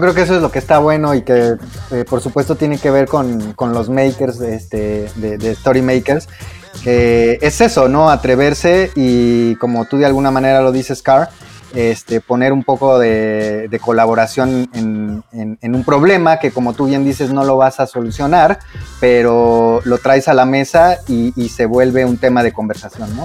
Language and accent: Spanish; Mexico; nosotros mismos como mexicanos